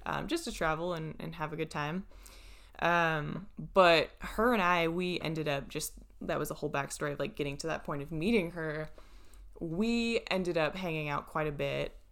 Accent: United States; I would say I was American

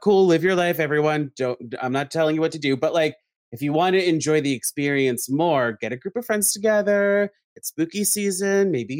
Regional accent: New York, United States; I'm from New York.

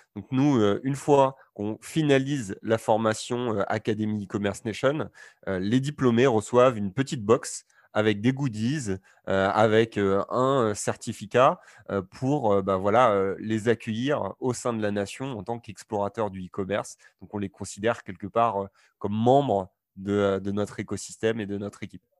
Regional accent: Normandy, France; je suis originaire de, de Normandie

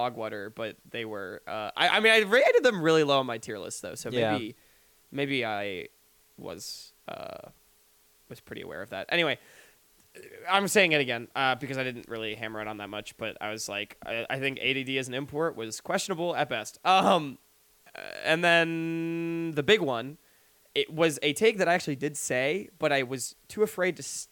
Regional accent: United States; They're my home team, my hometown team. Shout out the Wizards

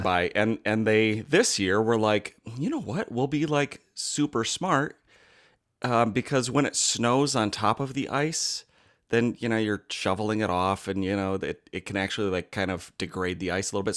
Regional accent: United States

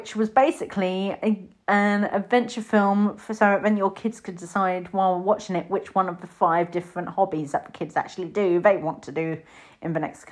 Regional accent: United Kingdom; as British people

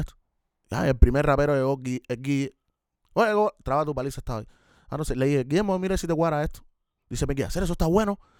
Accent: Havana, Cuba; Yo nací en Centro Habana, Cere, pero me crié en La Habana Vieja

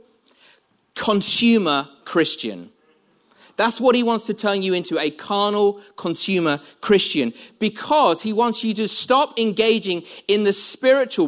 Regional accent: London, United Kingdom; moved away as an adult; now in North of England, United Kingdom; I'm from London, when I go back to London, I sort of find London accents very peculiar

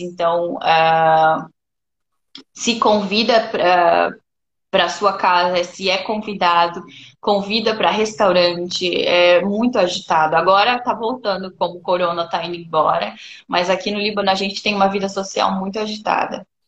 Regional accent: Brazil; moved away as an adult; now in Lebanon

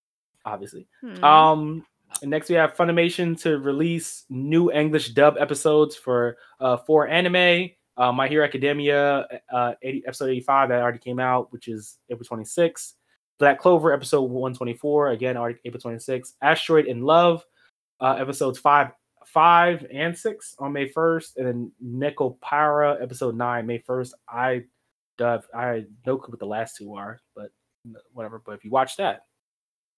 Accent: New Jersey, United States; I'm from Jersey

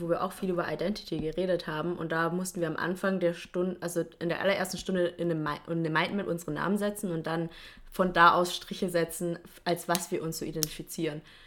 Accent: Stuttgart, Baden-Württemberg, Germany; ich komme aus Stuttgart

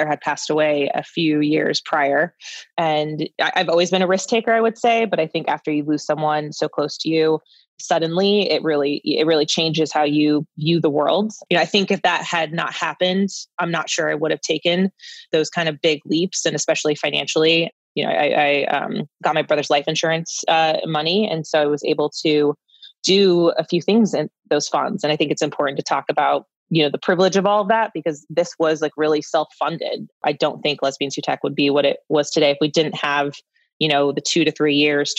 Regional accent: San Francisco, California, United States; I grew up in San Francisco

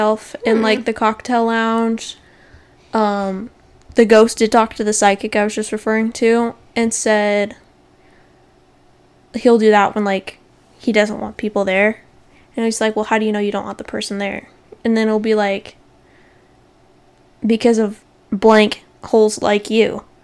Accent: Arizona, United States; we are here from Arizona.

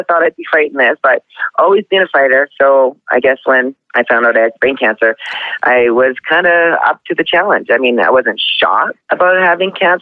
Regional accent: Canada; also born or lived in Lethbridge, Alberta; I'm Canadian. I live in Lethbridge, Alberta.

